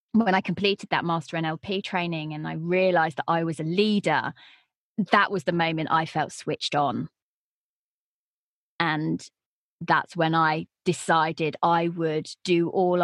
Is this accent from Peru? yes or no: no; United Kingdom; accent: British; they like a British voice